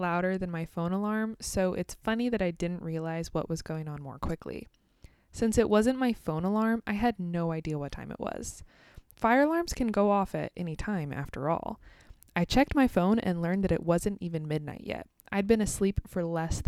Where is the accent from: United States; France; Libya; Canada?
United States; also born or lived in Kansas